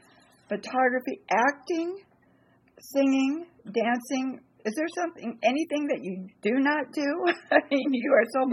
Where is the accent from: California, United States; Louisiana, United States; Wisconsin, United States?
California, United States; Santa Monica; I was born in Santa Monica